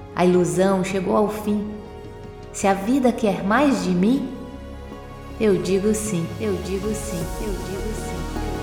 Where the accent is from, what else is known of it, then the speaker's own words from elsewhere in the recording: Minas Gerais, Brazil; E em Minas Gerais a gente tem muito o costume de dizer Dom Covim, Oncotô, Poncovô